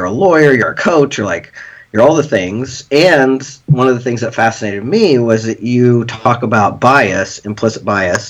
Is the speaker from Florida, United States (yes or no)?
no; Lawrence, Kansas, United States; "Where are you from?" And I said, "Lawrence, Kansas."